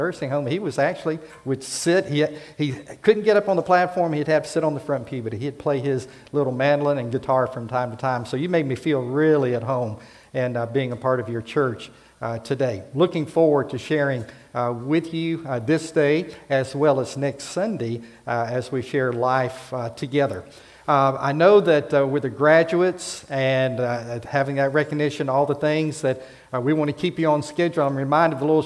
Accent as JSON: {"language": "English", "region": "Florida", "country": "United States", "also_born_or_lived": "Enterprise, Alabama / Prattville, Alabama", "moved": "as an adult", "lives_now": "Alabama, United States", "said": "Florida's home for us. And having to leave my home state some 42 years ago to come to Alabama, down in Enterprise, and then later to Prattville."}